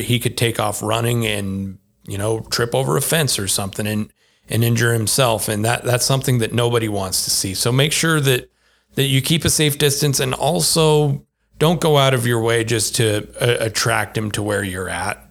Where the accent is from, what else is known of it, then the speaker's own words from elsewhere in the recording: Utah, United States; moved away as an adult; also born or lived in Salt Lake City, Utah; now in New Mexico, United States; I am originally from Utah